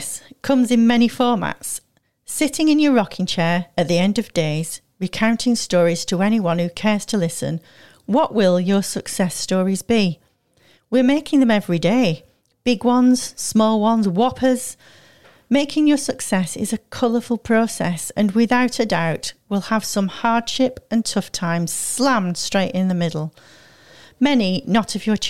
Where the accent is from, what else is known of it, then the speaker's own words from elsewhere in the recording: Manchester, North West England, United Kingdom; moved away; I came from Manchester